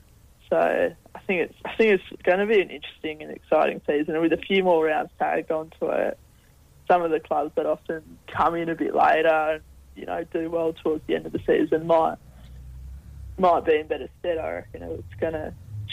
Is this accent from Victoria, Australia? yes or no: no; New South Wales, Australia; moved away; I grew up in New South, so I picked Sydney first.